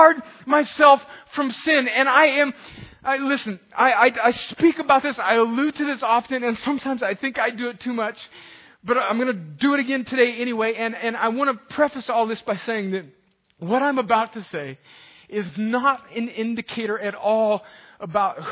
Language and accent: English; El Centro, California, United States; in my hometown of El Centro, California